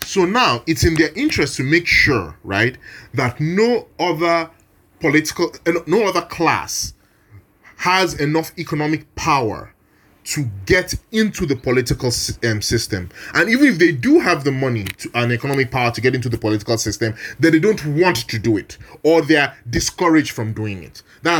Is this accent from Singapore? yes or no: no; Niger Delta, Nigeria; I'm from the Niger Delta. I'm from a part of the country where we have suffered massacres from government, like routinely my whole life and before I was born.